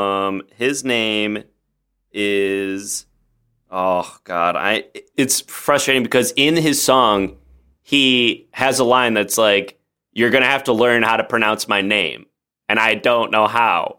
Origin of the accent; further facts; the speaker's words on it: Oak Park, Illinois, United States; moved away as an adult; now in Los Angeles, United States; I grew up in Chicago, outside of Chicago